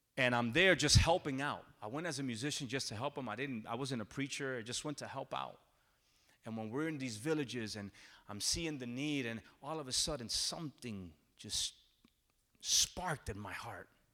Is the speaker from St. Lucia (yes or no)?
no; New Jersey, United States; I'm born and raised in New Jersey. My parents are from Puerto Rico. I say I'm a Jersey Rican